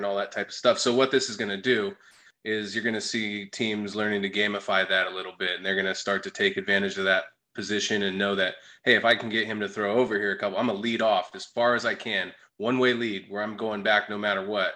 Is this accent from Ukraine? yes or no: no; Sacramento, California, United States; now in Phoenix, United States; I'm from Sacramento